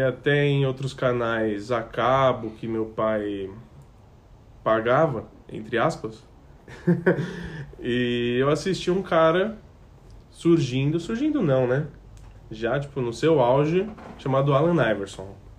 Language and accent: Portuguese; São Paulo, Brazil; sou de São Paulo